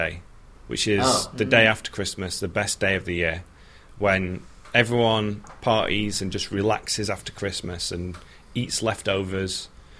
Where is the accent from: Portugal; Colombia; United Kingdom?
United Kingdom; moved away as an adult; now in United States; as a Brit